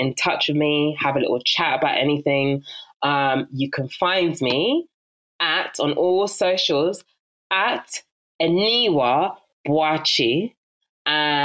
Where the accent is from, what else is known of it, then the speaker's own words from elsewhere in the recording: London, United Kingdom; accent: South London; my South London dulcet tones